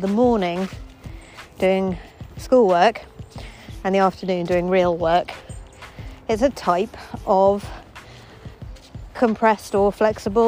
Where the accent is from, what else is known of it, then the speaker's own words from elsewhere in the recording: Eton, South East England, United Kingdom; I grew up in Eton College, the poshest school in the world